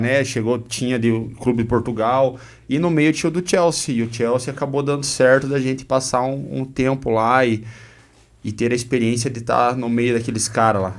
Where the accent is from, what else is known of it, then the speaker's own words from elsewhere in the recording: Guarapuava, Paraná, Brazil; also born or lived in Curitiba / Joinville / São Paulo / Belgium; Sou natural de Guarapuava, nascido e criado